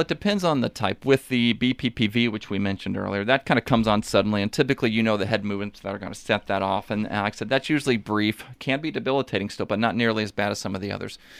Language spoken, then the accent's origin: English; Washington, Missouri, United States; also born or lived in San Antonio / Fort Leonard Wood; I grew up, uh, uh, kind of in the local area. I'm from Washington, Missouri originally